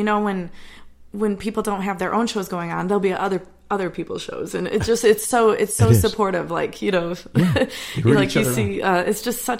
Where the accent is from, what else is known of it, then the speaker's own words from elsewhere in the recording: Hornell, New York, United States; moved away as an adult; also born or lived in Rochester, New York; now in Nashville, United States; So I'm from Hornell, small town, and which is kind of getting close to that Finger Lakes area. My family also spends a lot of time in the Hammondsport area. I've grown up in the Finger Lakes.